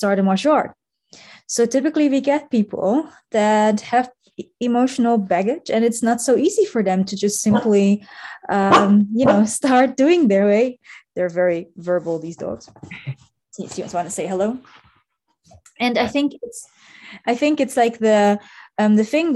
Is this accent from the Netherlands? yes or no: yes; Netherlands; now in Munich, Germany; I come originally from the Netherlands, but I live and work now in Germany with my husband.